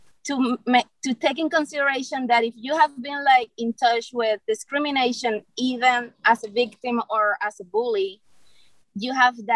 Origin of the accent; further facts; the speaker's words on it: Cuba; moved away as an adult; I'm from Cuba, and I grew up 31 years in a country where you have like one single like truth